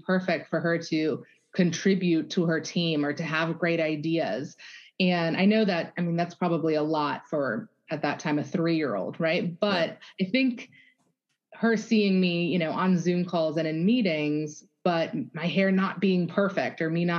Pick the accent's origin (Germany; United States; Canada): Germany; moved away; So was born and raised in Germany.